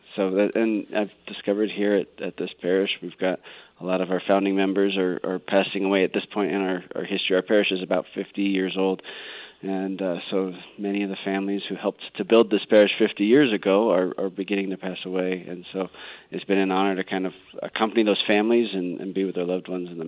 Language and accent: English; Colorado, United States; I grew up out here in Colorado